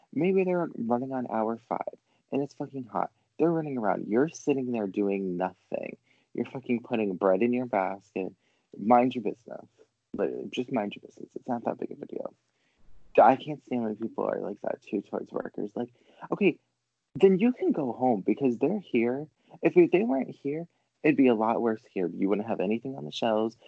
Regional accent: Rhode Island, United States; I'm from Rhode Island. Like, so I just live in the fucking state of like beaches everywhere.

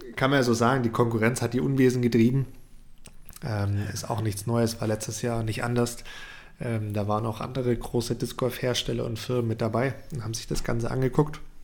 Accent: Germany; bei uns in Deutschland

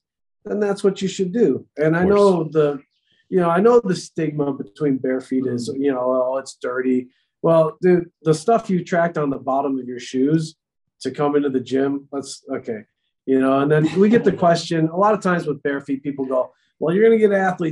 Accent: New York, United States; growing up in New York in the wintertime, snowball fights

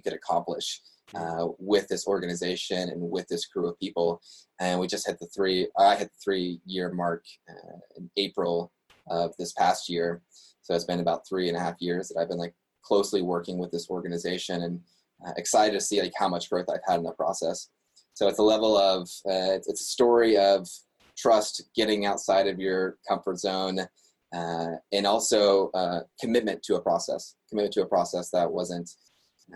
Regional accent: West Virginia, United States; moved away as an adult; now in Montreal, Canada; I grew up in West Virginia, had lived there for 21 years

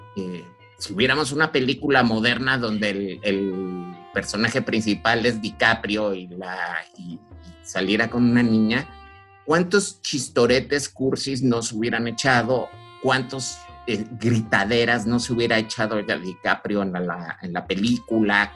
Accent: Mexico; somos mexicanos y estamos al lado de, este, los gringos.

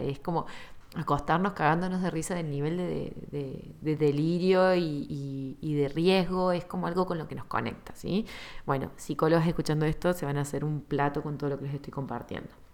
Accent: Argentina

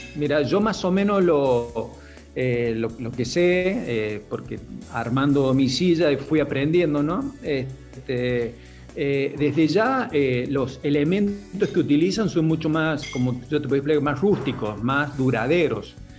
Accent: interior of San Luis, Argentina; also born or lived in Córdoba; now in San Luis, Argentina; yo soy en realidad del interior de San Luis

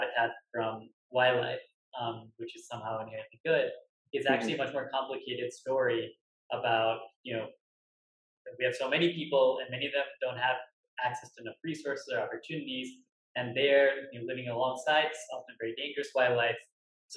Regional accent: Birmingham, Alabama, United States; Birmingham Zoo in Alabama, where I grew up

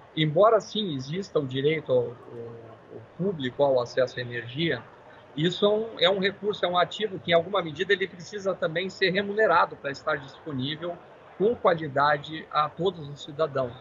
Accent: Brazil; sendo brasileiros

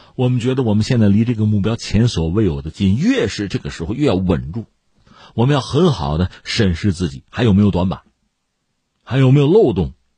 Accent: Shijiazhuang, Hebei, China; 作为石家庄人，作为河北人嘛，总愿意自己的家乡发展起来、发达起来啊

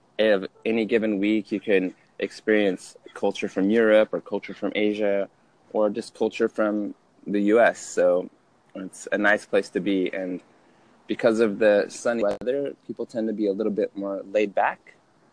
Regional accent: Utah, United States; I grew up in Utah, medium-sized family for Utah standards. I have four siblings.

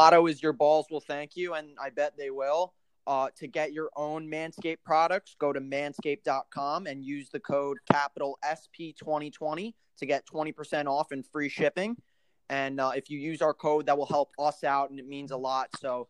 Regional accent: New York, United States; I say it a different way. I'm from New York, so you could say Oregon, Oregon.

